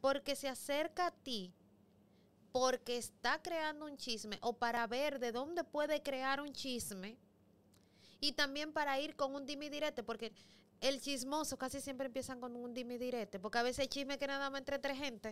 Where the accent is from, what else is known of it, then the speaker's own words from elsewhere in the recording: Los Mina, Distrito Nacional, Dominican Republic; soy de los Minas y soy liceísta